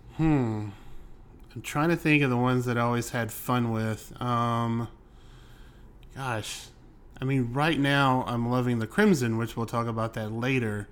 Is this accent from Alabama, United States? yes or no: yes; Alabama, United States; also born or lived in Cleveland area, Ohio; now in Cleveland, United States; I grew up in the South. I grew up in Alabama.